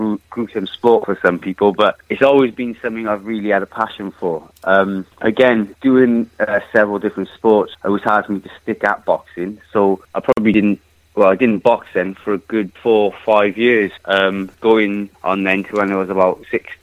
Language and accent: English; Wales, United Kingdom